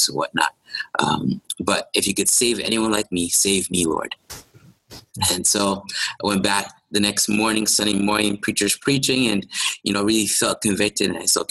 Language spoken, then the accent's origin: English; Toronto, Ontario, Canada; I'm from Malvern.